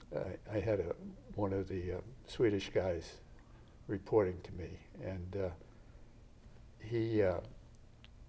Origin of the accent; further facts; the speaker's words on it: Easton, Massachusetts, United States; I'm from Easton